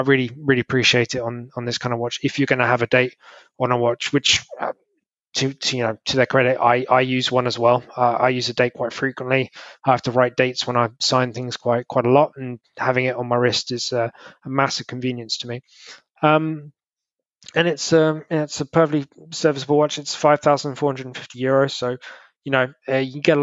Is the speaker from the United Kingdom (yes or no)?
yes; United Kingdom; me being a Brit